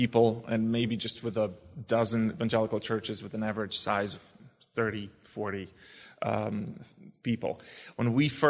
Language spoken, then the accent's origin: English; Lviv, Lviv Oblast, Ukraine; English is a second language; moved away as an adult; now in Krakow, Poland; I'm 34 years old. I was born in Lviv, Ukraine. It was Soviet Union at the time. And it's former Polish territory, so Polish is still quite common. I've always spoken Polish.